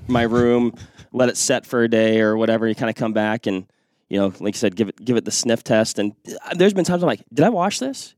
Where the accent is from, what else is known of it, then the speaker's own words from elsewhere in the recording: Western Washington, United States; moved away; I grew up in Western Washington